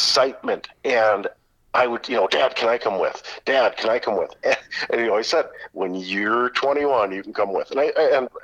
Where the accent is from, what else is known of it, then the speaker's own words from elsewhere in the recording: Fergus Falls, Minnesota, United States; I grew up in Fergus Falls, just south of Detroit Lakes.